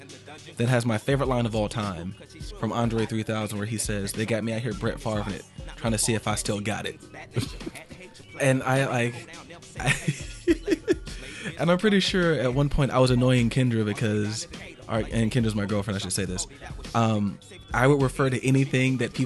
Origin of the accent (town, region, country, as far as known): Atlanta, Georgia, United States